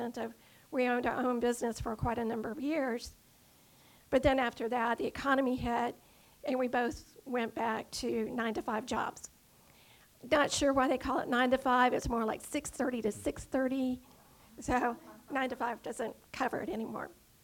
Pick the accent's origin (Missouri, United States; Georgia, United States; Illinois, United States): Georgia, United States; Dunwoody; also born or lived in Atlanta; I was born in Atlanta and was raised in Dunwoody, so I'm very local.